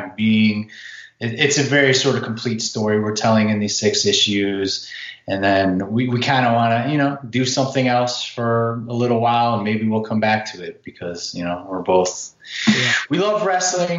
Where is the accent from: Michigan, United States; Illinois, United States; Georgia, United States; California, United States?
Illinois, United States; Chicago; growing up, we got GLOW. I'm from Chicago.